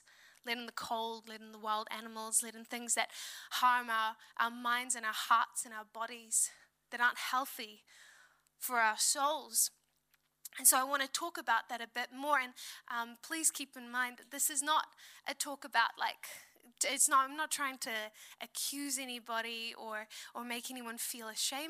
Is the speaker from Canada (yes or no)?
no; South Africa; now in New Zealand; I'm from South Africa. We went back to South Africa at the start of this year